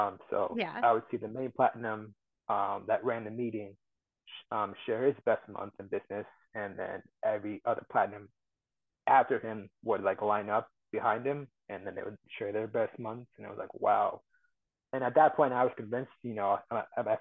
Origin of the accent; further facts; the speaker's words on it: Ames, Iowa, United States; also born or lived in Cedar Falls, Iowa; I'm from Ames, Iowa, which is like central Iowa